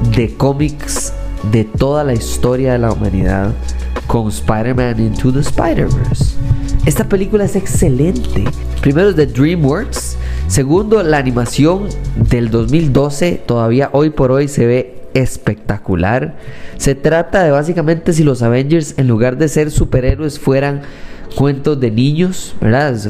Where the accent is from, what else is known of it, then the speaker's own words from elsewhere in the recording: Costa Rica; soy tico